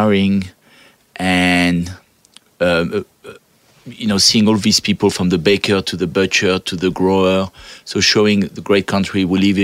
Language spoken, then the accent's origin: English; France; English is a second language; moved away as an adult; now in Australia; I come from France.